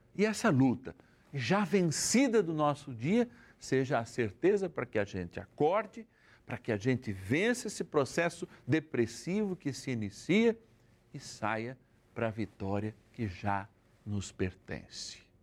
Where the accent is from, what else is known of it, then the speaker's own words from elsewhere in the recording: São Paulo, Brazil; now in Votuporanga, Brazil; da minha cidade natal, São Paulo, capital